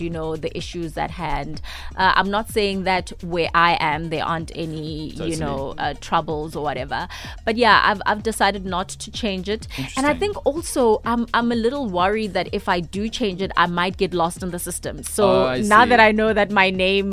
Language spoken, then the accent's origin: English; Soweto, Gauteng, South Africa; I've still decided to vote in Soweto where I am from